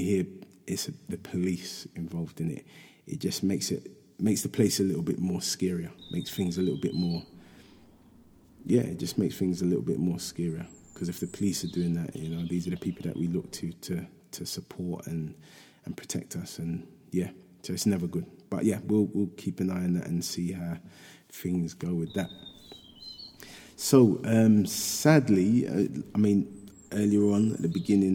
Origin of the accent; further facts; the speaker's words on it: London, United Kingdom; in Hackney, my hometown